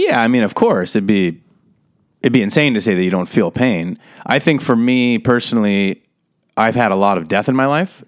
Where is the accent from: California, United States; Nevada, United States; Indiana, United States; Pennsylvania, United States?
Nevada, United States; Las Vegas; moved away as an adult; also born or lived in San Diego / Los Angeles; I grew up in Las Vegas, Nevada